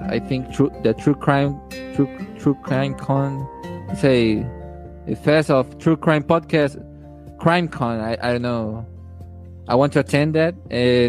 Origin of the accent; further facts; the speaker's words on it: Honduras; I'm from Honduras